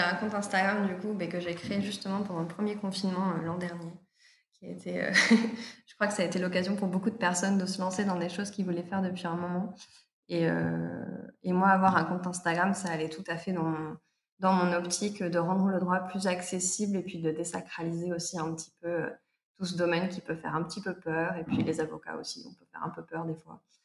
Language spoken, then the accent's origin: French; Provence-Alpes-Côte d'Azur, France; also born or lived in Paris; now in Toulouse, France; je suis originaire des Alpes-Maritimes